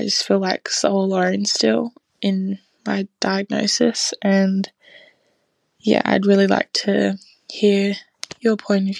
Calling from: Australia; I'm 19 and I'm calling in from Australia.

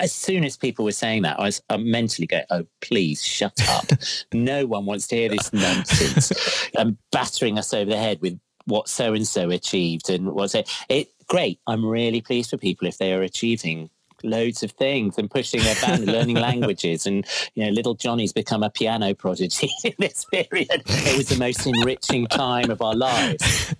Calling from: Crouch End, London, United Kingdom; I'm currently in my son's room. In our flat in Crouch End, in rainy Crouch End.

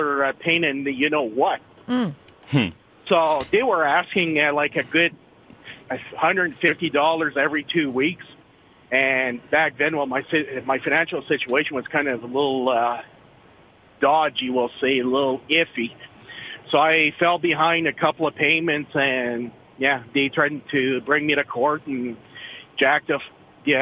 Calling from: Mattawa, Ontario, Canada; I'm calling from beautiful Mattawa, Ontario.

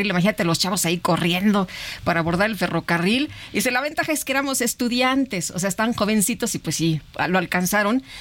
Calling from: Cuautitlán Izcalli, State of Mexico, Mexico; de Cuautitlán, Izcalli.

